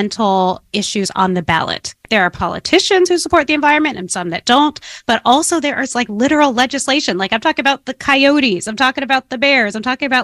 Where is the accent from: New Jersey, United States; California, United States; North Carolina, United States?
California, United States; San Francisco; I grew up in San Francisco back when San Francisco had an inner city.